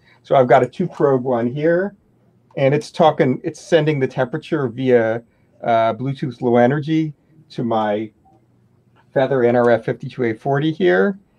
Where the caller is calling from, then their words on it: Massachusetts, United States; I'm in Massachusetts near Boston.